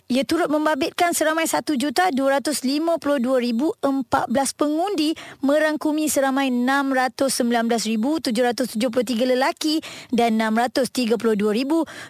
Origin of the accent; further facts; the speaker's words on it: Peninsular Malaysia, Malaysia; kami orang Semenanjung